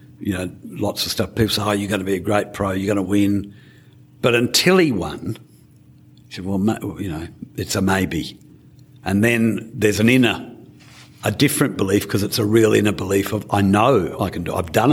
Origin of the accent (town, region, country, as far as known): Australia